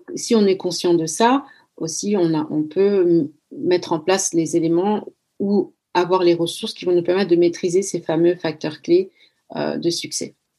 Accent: France; moved away as an adult; also born or lived in Equatorial Guinea; now in Netherlands; j'ai grandi en France, donc ma personnalité, elle est influencée par la culture française. Mais euh, j'habite aux Pays-Bas maintenant

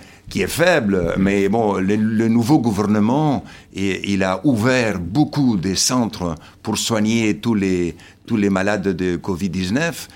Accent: Argentina; now in Madagascar; mon père et ma mère sont slovènes. Après la Deuxième Guerre mondiale, ils ont dû émigrer en Argentine. Je suis né en Argentine et je suis argentin pour les Argentins

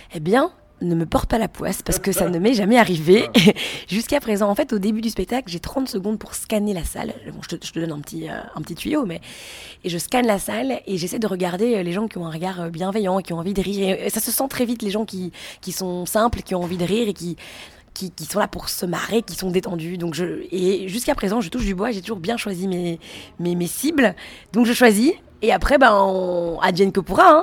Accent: Belgium; moi je suis belge

